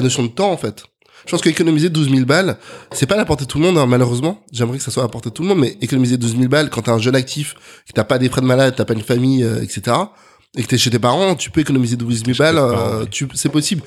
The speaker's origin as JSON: {"language": "French", "town": "Neuilly-sur-Seine", "region": "Île-de-France", "country": "France", "tie": "born or raised there", "also_born_or_lived": "Colombes", "lives_now": "Paris, France", "said": "je suis né à Colombes, précisément dans 92. Euh, j'ai grandi à Neuilly"}